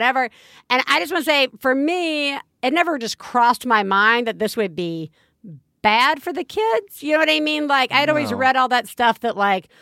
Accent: the South, United States; accent: Southern; moved away; I love a lot of the aspects of growing up in the South.

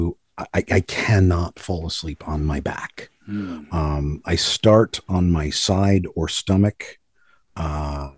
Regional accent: Libertyville, Illinois, United States; I grew up in Libertyville, Illinois, which is a suburb about 45 minutes north of Chicago

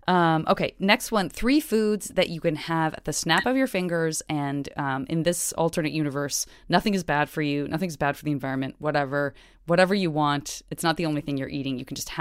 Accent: Tucson, Arizona, United States; I'm from Tucson, and so anything above 80 feels like, oh, here we go.

